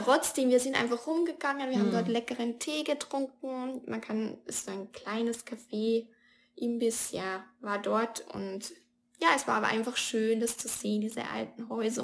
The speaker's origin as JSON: {"language": "German", "country": "Austria", "said": "als, als Europäer, als Österreicherin"}